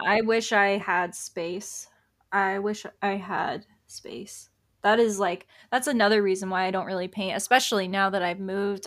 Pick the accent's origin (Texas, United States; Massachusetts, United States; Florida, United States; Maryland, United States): Florida, United States; Tampa; I'm from Tampa